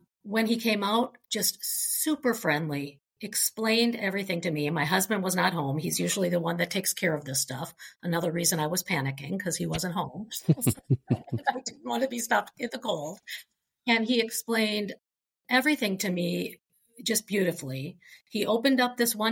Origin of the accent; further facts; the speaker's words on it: Minnesota, United States; I'm from Minnesota.